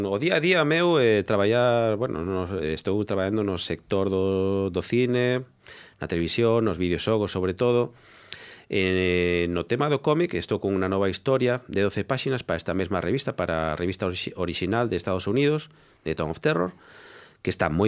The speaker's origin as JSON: {"language": "Galician", "region": "Galicia", "country": "Spain", "said": "para min é unha forma de darme a coñecer na miña terra"}